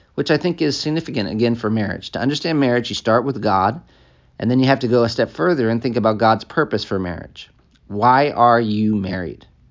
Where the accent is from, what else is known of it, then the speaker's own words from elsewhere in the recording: United States; moved away as an adult; also born or lived in Africa; as an American